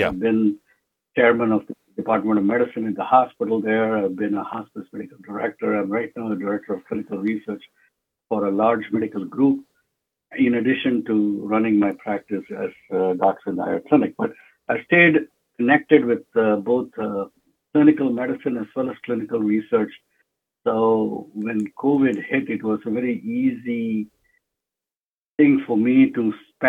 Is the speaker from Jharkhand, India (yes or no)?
yes; Jamshedpur, Jharkhand, India; also born or lived in Mumbai; now in United States; And then I was brought up in Jamshedpur, which is a town in eastern India